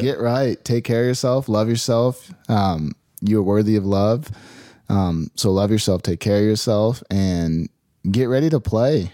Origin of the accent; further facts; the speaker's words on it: Phoenix, Arizona, United States; I grew up in Phoenix, Arizona